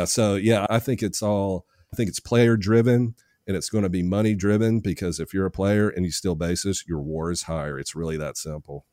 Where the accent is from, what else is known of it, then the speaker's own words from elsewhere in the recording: Nashville, Tennessee, United States; I'm from Nashville.